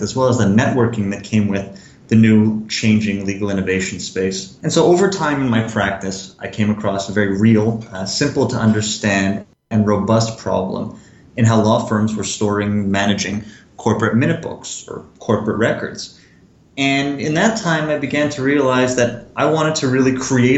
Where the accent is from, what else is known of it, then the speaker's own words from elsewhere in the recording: Montreal, Quebec, Canada; I'm originally from Montreal.